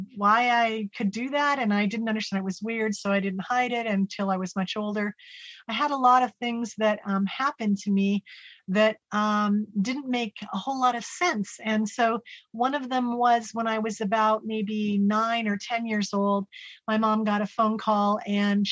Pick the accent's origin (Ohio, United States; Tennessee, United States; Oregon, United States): Oregon, United States; Salem; I was born in Salem, Oregon, and I was one of five children